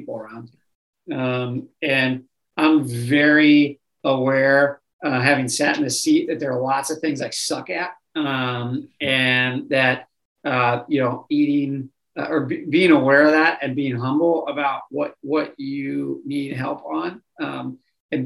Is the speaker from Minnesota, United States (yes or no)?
yes; Minnesota, United States; I grew up in Minnesota